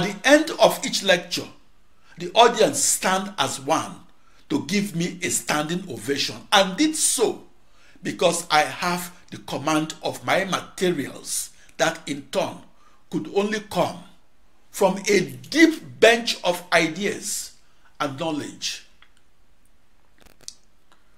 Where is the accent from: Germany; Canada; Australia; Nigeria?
Nigeria; Onitsha, Anambra; moved away; my hometown of Onitsha, Nigeria